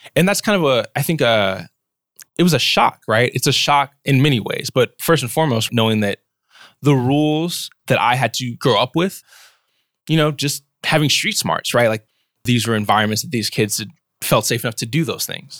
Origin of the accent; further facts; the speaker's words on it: Washington, District of Columbia, United States; moved away as an adult; now in Berkeley, United States; I was born and raised in Southeast Washington, D C